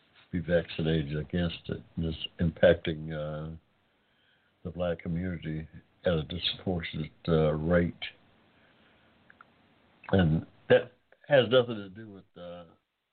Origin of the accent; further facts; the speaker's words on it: United States; I'm an American of African descent